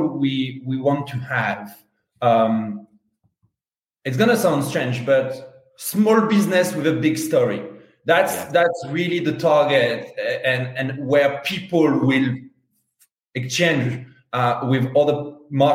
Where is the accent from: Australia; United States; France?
France; accent: Strong French; English is a second language; also born or lived in London, United Kingdom; now in Spain; I'm French. Strong French